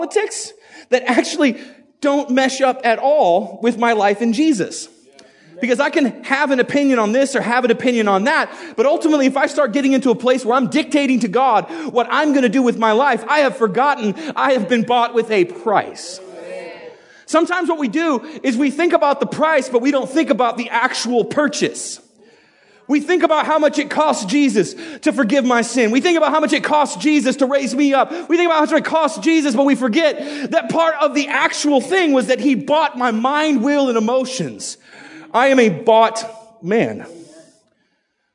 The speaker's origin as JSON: {"language": "English", "country": "United States", "also_born_or_lived": "Idaho", "said": "I'm an American. And I live in Idaho"}